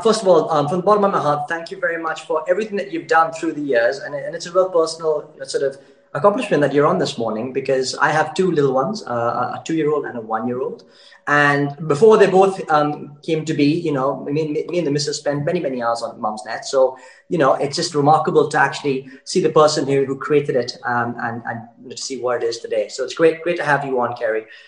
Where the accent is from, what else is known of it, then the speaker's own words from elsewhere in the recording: United Kingdom; I, I, kind of grew up, I wouldn't say near Blackpool, but uh, sort of just on the borders of England and Scotland